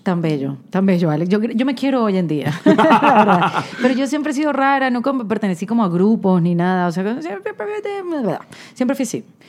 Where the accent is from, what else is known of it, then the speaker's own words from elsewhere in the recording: Venezuela; now in United States; yo soy de Venezuela, que queda al lado de Colombia